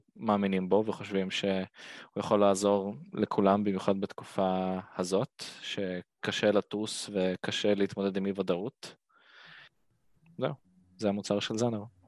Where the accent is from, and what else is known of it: Ashdod, Southern District, Israel